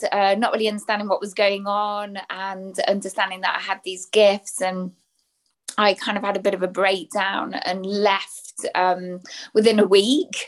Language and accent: English; England, United Kingdom; accent: English; also born or lived in Belgium; I'm British, English, as you can tell by the accent, based in the UK.